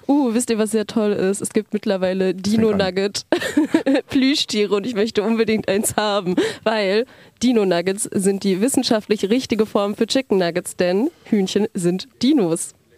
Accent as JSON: {"language": "German", "town": "Frankfurt am Main", "region": "Hesse", "country": "Germany", "said": "Ich komme aus Frankfurt am Main und studiere dort soziale Arbeit"}